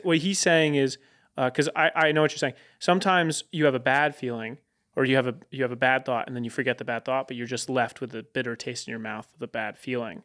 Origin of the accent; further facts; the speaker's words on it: Connecticut, United States; moved away; I'm from Connecticut